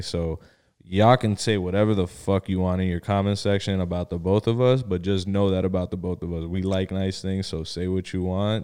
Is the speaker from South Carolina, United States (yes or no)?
no; Miami, Florida, United States; also born or lived in Bridgeport, Connecticut / Pembroke Pines, Florida; my mom moved us down here to Miami. Um, was raised out here, went to school out in Miami and in, um, Pembroke Pines.